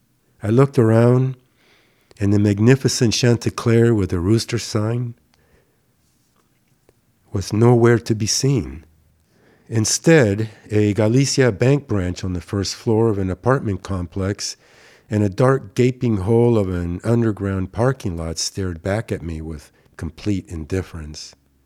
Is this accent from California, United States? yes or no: yes; Burbank, California, United States; from Hollywood, Burbank, California.